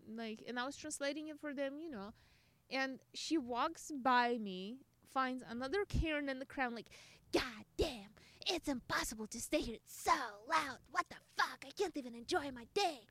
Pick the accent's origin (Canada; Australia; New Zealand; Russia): Russia; English is a second language; now in United States; I'm Russian